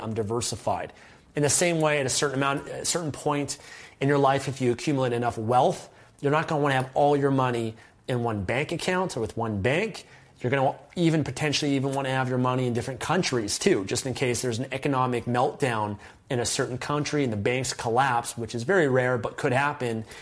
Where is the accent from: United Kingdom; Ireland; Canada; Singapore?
Canada; as a Canadian